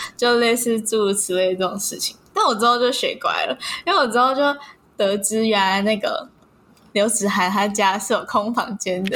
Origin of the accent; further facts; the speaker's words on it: Taipei, Taiwan; 我在，我在台北，我在台北有家